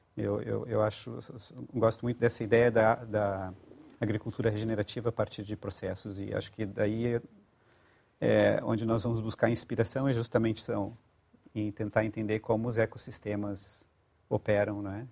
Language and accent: Portuguese; Rio Grande do Sul, Brazil; moved away as an adult; now in Portugal; Rio Grande do Sul. Uhum. Mas já estou em Portugal há 20 anos